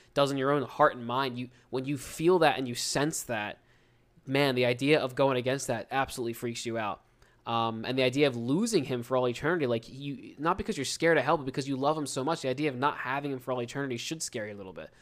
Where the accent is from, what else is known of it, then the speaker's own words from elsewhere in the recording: New Jersey, United States; accent: South Jersey Philly accent; we're from Southern New Jersey. It's like twenty, thirty minutes outside of Philadelphia, and the Philadelphia accent, those two accents are very similar and almost the same, and I never noticed it, 'cause I was, that's what I grew up speaking